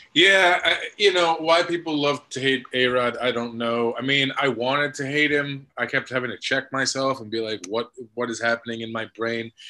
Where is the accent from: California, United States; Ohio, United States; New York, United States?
New York, United States; I'm from New York. I grew up a Yankees fan